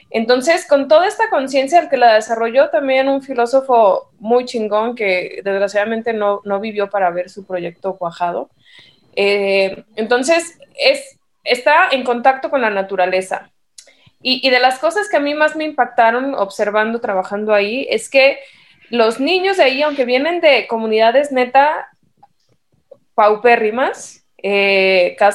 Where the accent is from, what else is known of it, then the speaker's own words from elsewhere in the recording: Mexico; Y estos cuates somos mexicanos, o sea, somos de descendencia indígena, pero también cristiana